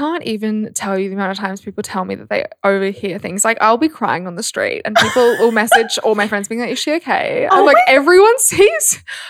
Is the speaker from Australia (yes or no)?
yes; Australia; I'm an Aussie girl through and through.